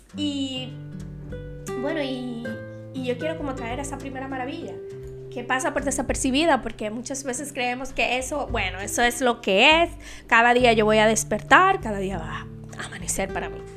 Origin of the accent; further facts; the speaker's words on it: Dominican Republic; en mi país, en Santo Domingo